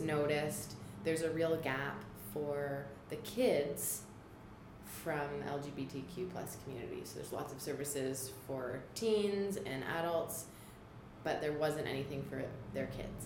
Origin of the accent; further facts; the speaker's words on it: Toronto, Ontario, Canada; moved away as an adult; also born or lived in National Capital Region; now in Ottawa, Canada; I am new to the National Capital Region. I grew up in Toronto